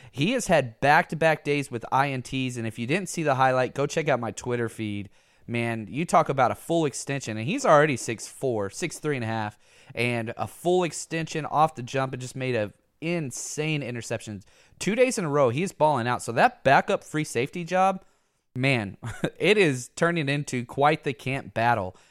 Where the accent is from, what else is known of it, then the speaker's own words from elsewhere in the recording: Dallas, Texas, United States; I grew up in Dallas my whole life